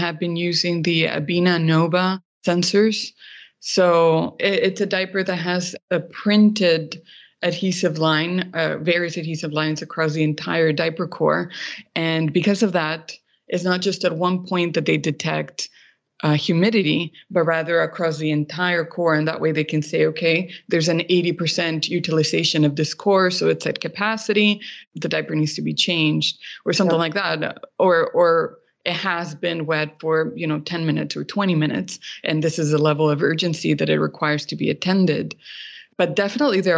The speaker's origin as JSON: {"language": "English", "country": "Mexico", "tie": "born or raised there", "said": "I grew up in Mexico"}